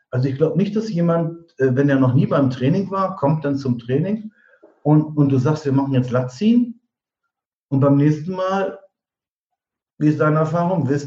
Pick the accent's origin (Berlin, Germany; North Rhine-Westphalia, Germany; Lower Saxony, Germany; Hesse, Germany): Lower Saxony, Germany; Diepholz; Wir sind, weil wir in dem Ort, aus dem ich komme, aus Niedersachsen, äh, Diepholz heißt das, zwischen Bremen und Osnabrück